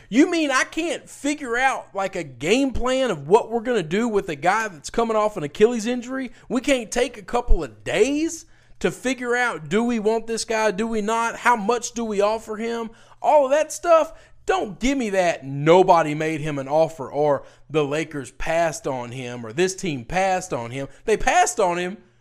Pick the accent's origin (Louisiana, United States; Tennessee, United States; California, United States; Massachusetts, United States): Tennessee, United States; Memphis; my hometown